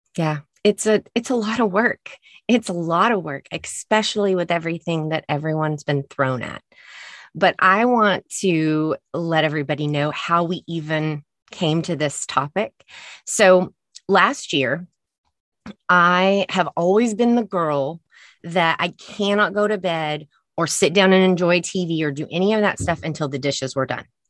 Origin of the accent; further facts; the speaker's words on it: Texas, United States; I'm from Texas.